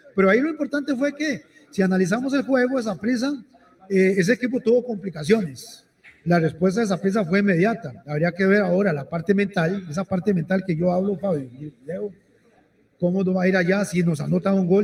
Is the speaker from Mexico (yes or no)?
no; Costa Rica; como ticos